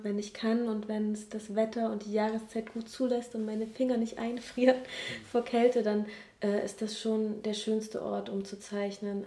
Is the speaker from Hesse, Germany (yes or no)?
no; Leipzig, Saxony, Germany; moved away as an adult; also born or lived in Hamburg / Crete; in meiner Heimatstadt, wo ich geboren bin, auch mehr sesshaft werden